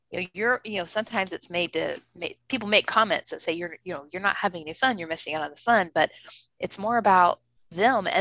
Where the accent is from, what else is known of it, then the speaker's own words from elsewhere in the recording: Texas, United States; moved away as an adult; I am from Texas, and being from Texas